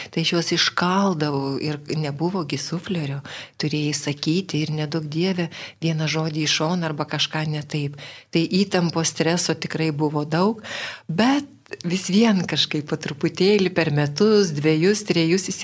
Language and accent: Lithuanian; Vilnius, Vilnius County, Lithuania; aš esu tikra Vilnietė, gimiau Vilniuje Antakalnio klinikose ir gimiau gruodžio mėnesį, kai buvo pusnynai labai šalta.